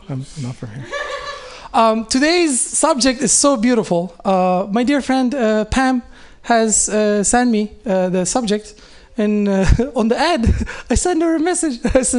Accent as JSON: {"language": "English", "town": "Oakland", "region": "California", "country": "United States", "said": "When they ask me, I'm from Oakland."}